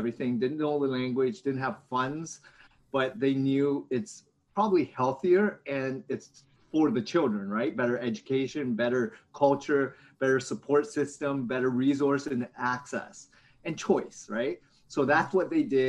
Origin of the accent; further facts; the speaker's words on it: Hamilton, Ontario, Canada; also born or lived in London, Ontario; now in Toronto, Canada; I grew up in Hamilton, Ontario